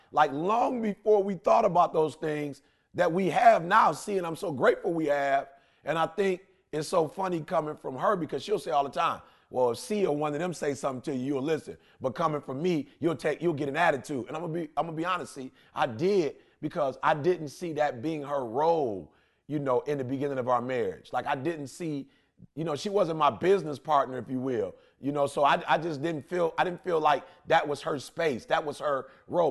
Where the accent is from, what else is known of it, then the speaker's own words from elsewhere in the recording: Detroit, Michigan, United States; I'm a kid from Detroit, high school dropout